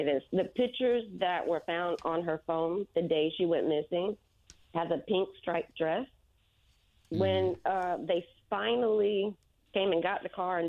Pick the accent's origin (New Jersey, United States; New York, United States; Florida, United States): Florida, United States; moved away as an adult; now in Indianapolis, United States; I'm from Florida. Mm-hmm. I came up to Indianapolis 3 years ago